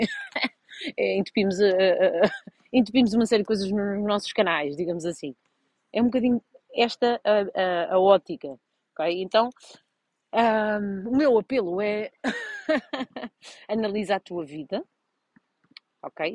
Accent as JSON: {"language": "Portuguese", "town": "Vouzela", "region": "Centro", "country": "Portugal", "tie": "born or raised there", "said": "eu sou de uma vila de Viseu chamada Vozela, e pronto, em Vozela só havia handball"}